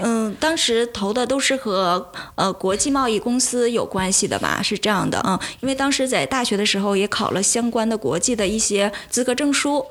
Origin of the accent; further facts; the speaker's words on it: Northeast China, China; now in Shanghai, China; 我是东北人